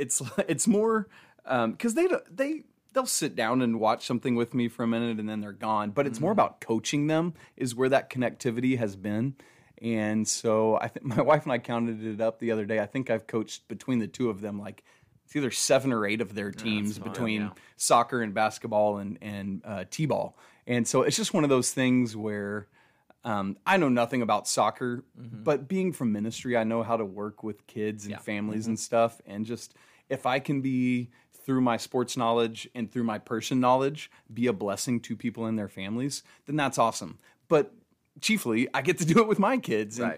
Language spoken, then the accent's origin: English; Atlanta, Georgia, United States; I grew up in Atlanta